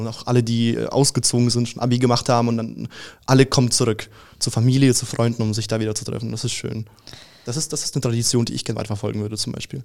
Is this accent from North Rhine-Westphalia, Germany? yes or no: no; Schönwald, Bavaria, Germany; also born or lived in Russia; ich komme aus Schönwald